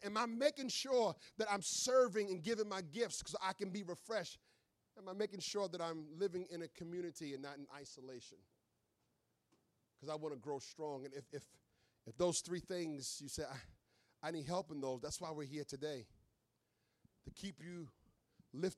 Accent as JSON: {"language": "English", "region": "New York", "country": "United States", "tie": "born or raised there", "moved": "yes", "lives_now": "Philadelphia, United States", "said": "I grew up in New York"}